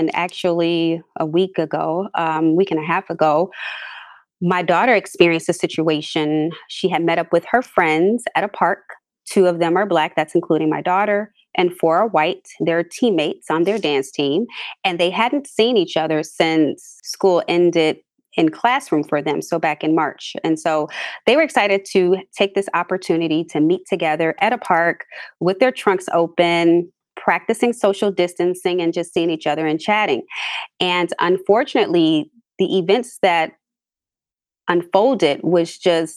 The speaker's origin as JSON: {"language": "English", "town": "Chicago", "region": "Illinois", "country": "United States", "tie": "born or raised there", "said": "I'm from a suburb of Chicago, born and raised here, been here all of my life"}